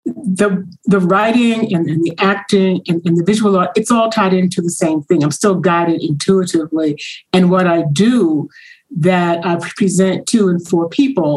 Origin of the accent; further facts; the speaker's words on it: New York, United States; moved away as an adult; also born or lived in North Carolina; I'm from New York, so I moved to North Carolina and came back.